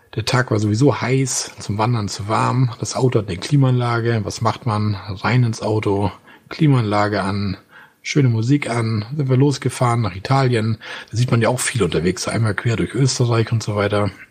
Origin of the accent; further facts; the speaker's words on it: Schleswig-Holstein, Germany; Wir kommen ja hier aus Schleswig-Holstein